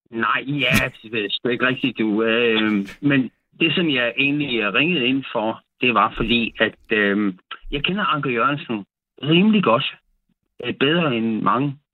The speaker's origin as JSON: {"language": "Danish", "town": "Odense", "region": "Southern Denmark", "country": "Denmark", "tie": "born or raised there", "said": "her i øh, Odense, okay. hvor jeg voksede op."}